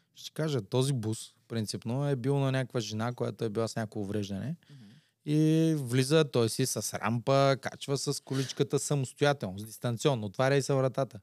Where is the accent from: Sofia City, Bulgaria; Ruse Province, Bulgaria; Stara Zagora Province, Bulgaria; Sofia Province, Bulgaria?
Ruse Province, Bulgaria; Slivo Pole; аз идвам от Слиополе